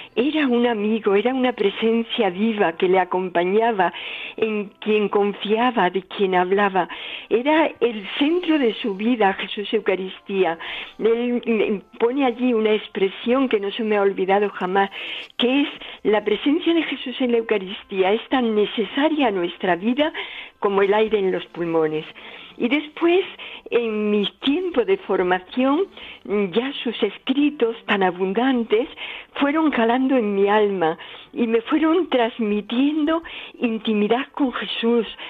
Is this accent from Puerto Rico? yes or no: no; Málaga, Andalusia, Spain; now in Palomares, Spain; nací en Málaga